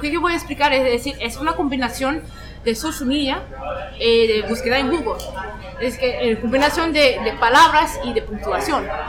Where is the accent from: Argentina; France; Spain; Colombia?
France; Spanish is a second language; now in Toronto, Canada; vivo en Toronto, nací en Francia, mis padres son de Senegal